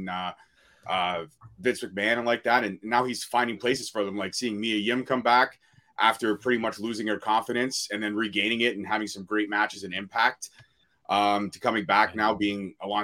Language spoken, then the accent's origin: English; Canada; as a Canadian